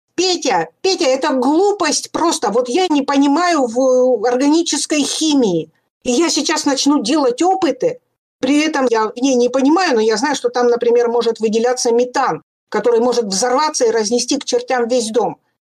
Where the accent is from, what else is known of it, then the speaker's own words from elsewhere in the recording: Pechora, Komi Republic, Russia; Я же выросла в Печоре